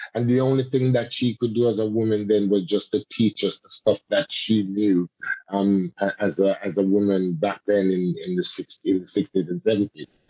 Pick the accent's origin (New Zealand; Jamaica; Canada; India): Jamaica; now in United Kingdom; as a Jamaican and as a Caribbean person and as a Rastaman also